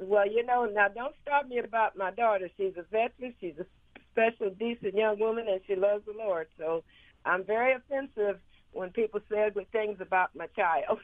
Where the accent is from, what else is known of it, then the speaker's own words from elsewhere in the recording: Los Angeles, California, United States; moved away as an adult; also born or lived in Arizona; now in Mississippi, United States; I was born in in Los Angeles, California. I moved to Arizona with my family in in '83